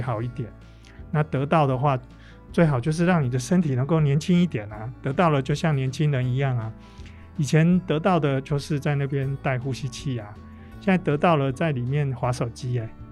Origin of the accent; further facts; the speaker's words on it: Taiwan; 我们台湾人